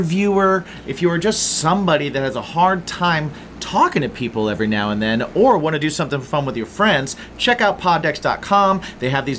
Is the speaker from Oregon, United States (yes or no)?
no; Indiana, United States; moved away; I'm from Indiana